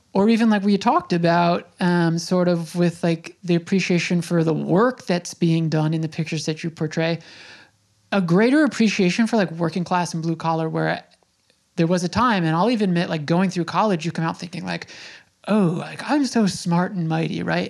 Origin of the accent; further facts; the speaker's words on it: Smithtown, New York, United States; I grew up in Smithtown. I'm an eighty-six baby.